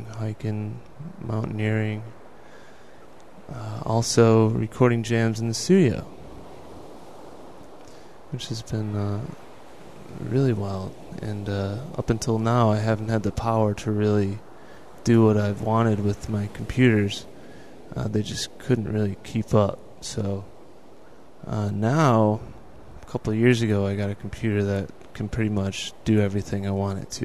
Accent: Buffalo, New York, United States; moved away as an adult; also born or lived in Colorado; now in Hollywood, United States; I grew up in Buffalo, New York

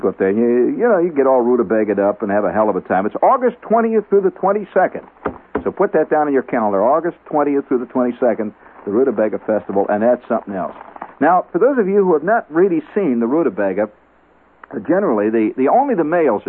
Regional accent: Indiana, United States; I come from Indiana

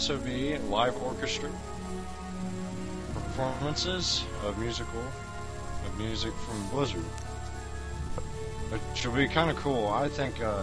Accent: Iowa, United States; we're from Iowa

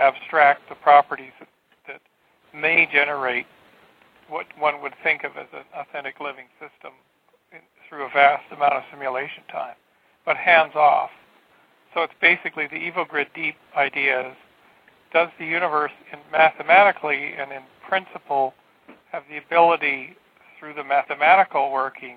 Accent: Canada; I'm from Canada

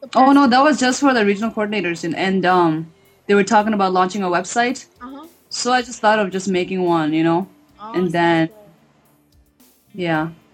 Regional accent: Minnesota, United States; I'm from Minnesota. I go to the University of Minnesota

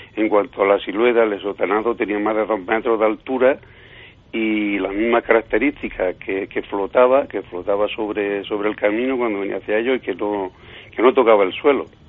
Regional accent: Villanueva del Duque, Andalusia, Spain; mi pueblo de Villanueva del Duque

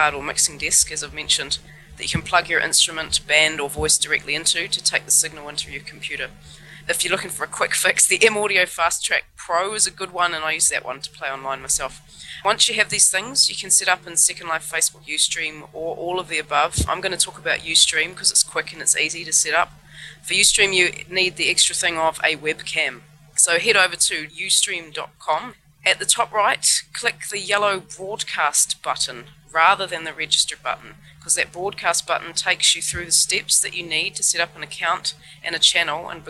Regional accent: New Zealand; now in Hamburg, Germany; I'm a musician from New Zealand originally, living in Hamburg

